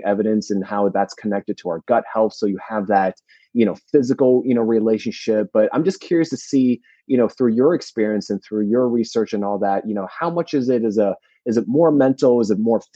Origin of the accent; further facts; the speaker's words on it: New Jersey, United States; moved away; I'm from New Jersey originally